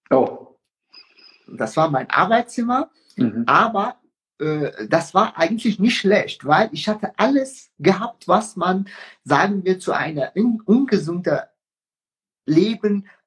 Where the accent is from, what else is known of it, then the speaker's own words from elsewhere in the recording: Iran; moved away as an adult; now in Germany; Ich bin äh, mit 19 aus dem Iran geflüchtet.